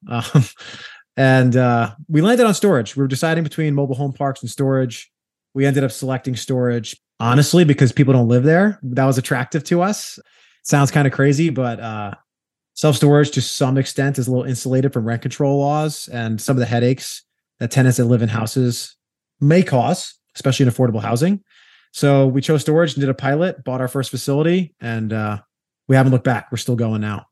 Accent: New York, United States; I'm a New Yorker by trade. That's where I, I hail from

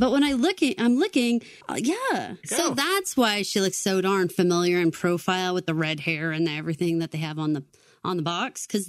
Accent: Massachusetts, United States; in the little tiny town that I grew up in Massachusetts

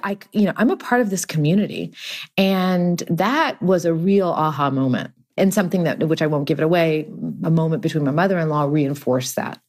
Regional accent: Texas, United States; also born or lived in Houston; now in Los Angeles, United States; I grew up in Texas in too many years ago

